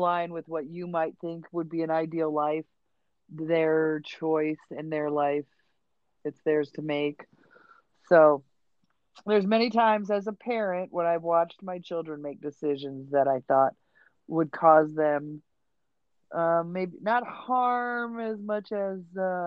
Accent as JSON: {"language": "English", "region": "upstate New York", "country": "United States", "tie": "born or raised there", "said": "Growing up in upstate New York"}